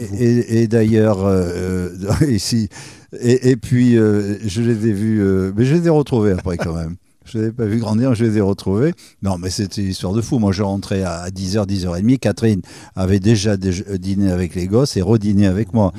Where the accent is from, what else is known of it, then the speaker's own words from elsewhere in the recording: Andernos-les-Bains, Nouvelle-Aquitaine, France; also born or lived in Libreville, Gabon / Bordeaux; je suis au départ ce qu'on appelle un andernosien, c'est-à-dire je, viens du cœur du bassin. D'accord. moi, j'étais élevé par mes grands-parents à Bordeaux dans une pâtisserie. Je suis né à Libreville